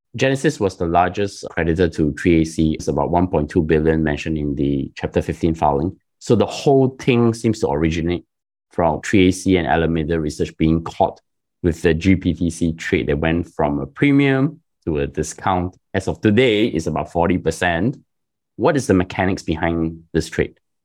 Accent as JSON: {"language": "English", "country": "Singapore", "said": "I'm Singaporean and it's my country's sovereign wealth fund"}